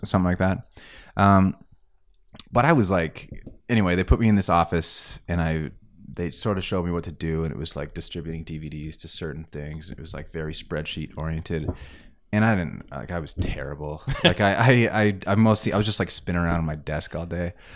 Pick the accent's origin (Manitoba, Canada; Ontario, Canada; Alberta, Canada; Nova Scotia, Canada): Alberta, Canada; Grande Prairie; moved away as an adult; also born or lived in Estevan, Saskatchewan; now in Calgary, Canada; I was born in Saskatchewan. uh, in a town called Estevan, which I've never really been to. Like, I don't really know what it looks like. I just lived there as an infant. Uh, and then I moved to Grand Prairie, and I was there until I was about twenty, twenty-one years old